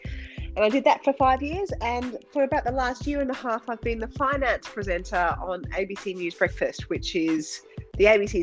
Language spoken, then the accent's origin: English; Rockhampton, Queensland, Australia; moved away as an adult; also born or lived in London; working for a year in Rockhampton, which is my hometown